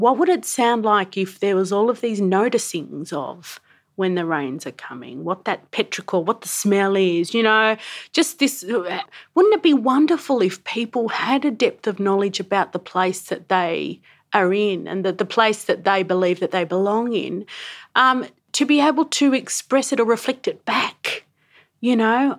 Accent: Sydney, New South Wales, Australia; also born or lived in Yuwaalaraay Country, New South Wales; now in Canberra, Australia; I grew up in Sydney and I now live in Canberra

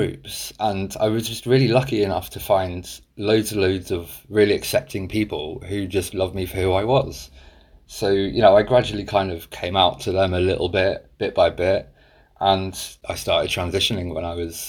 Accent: New Jersey, United States; Oh, I grew up in Jersey. And I was born into a very devout Jehovah's Witness family that I call it a cult.

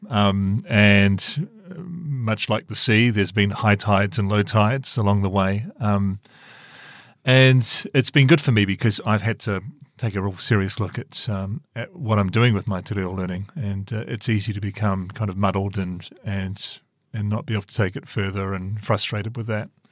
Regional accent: Christchurch, Canterbury, New Zealand; moved away; I grew up in Christchurch

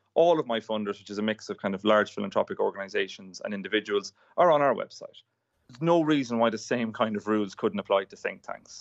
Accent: Ireland; now in United Kingdom; I'm from Ireland, which is pr-, similar size to New Zealand

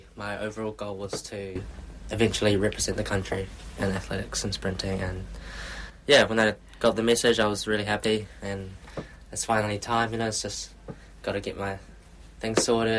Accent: Queenstown, Otago, New Zealand; moved away as an adult; also born or lived in Invercargill; now in Auckland, New Zealand; So I grew up in Queenstown. I was born in Invercargill, down south. Went to primary school, high school, all in Queenstown as well

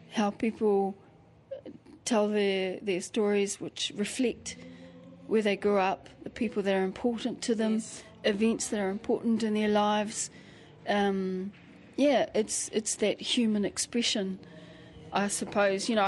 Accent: Taumarunui, Manawatū-Whanganui, New Zealand; I grew up in Ngātai Street in Taumarunui, and I don't know if you know where that is, but no.

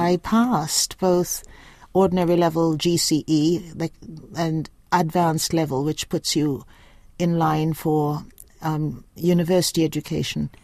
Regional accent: Mackenzie, Upper Demerara-Berbice, Guyana; now in New Zealand; I was born in the black section of a hospital in my little village of Mackenzie, and it's a bauxite town

